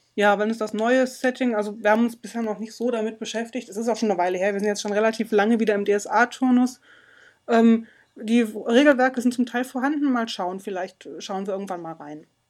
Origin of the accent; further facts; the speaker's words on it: Germany; Bei uns in Deutschland